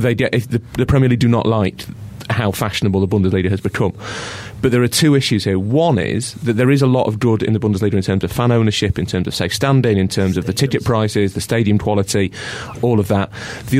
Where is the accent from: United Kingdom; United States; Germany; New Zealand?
United Kingdom; Islington, London; accent: Islington; That's my Islington accent.